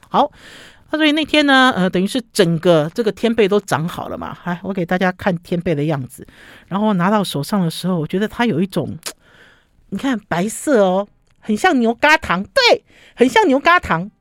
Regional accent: Taiwan; 像我们中国，像我们台湾人、中国人中式的，用的其实像一个碗

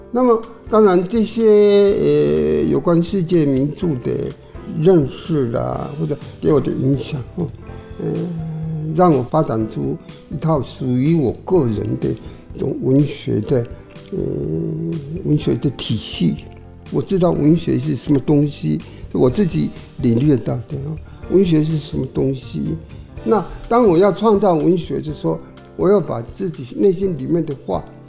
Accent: Longtan, Taoyuan, Taiwan; first language Taiwanese Hokkien; Chinese is a second language; also born or lived in Daxi, Taoyuan / Taipei; 扳回龙潭现在是客家庄咯

